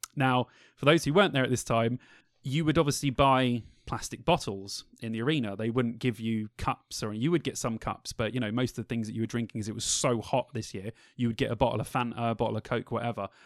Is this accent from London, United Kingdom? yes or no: yes; London, United Kingdom; we're all from London.